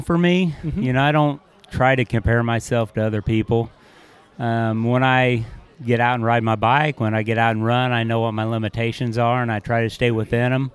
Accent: Indiana, United States; I come from Indiana in the U.S.

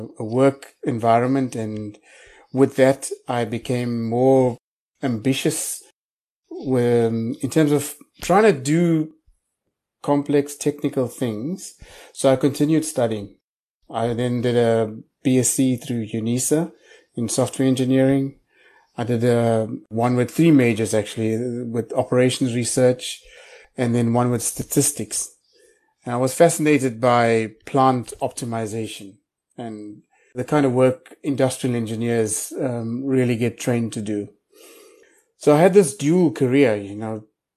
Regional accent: Pietermaritzburg, KwaZulu-Natal, South Africa; I grew up in a little town called Pietermaritzburg, which is about 150 kilometers outside of Durban

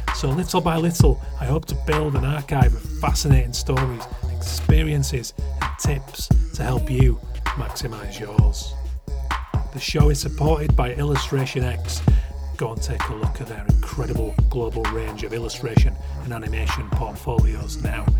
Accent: Keighley, Yorkshire and the Humber, United Kingdom; I'm from Yorkshire. I'm from West Yorkshire, Keighley

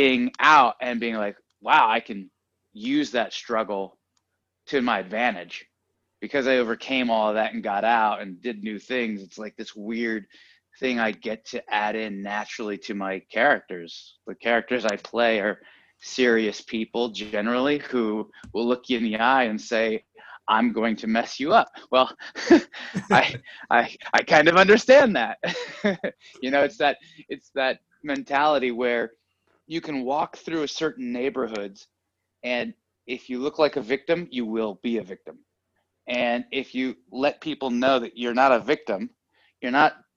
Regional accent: San Francisco, California, United States; now in Los Angeles, United States; Originally San Francisco

